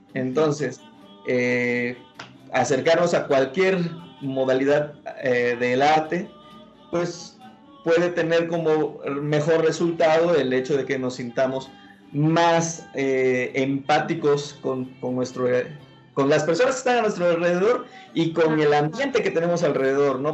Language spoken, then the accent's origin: Spanish; Veracruz, Mexico; aunque soy eh, de Veracruz, yo nací en, Veracruz, Puerto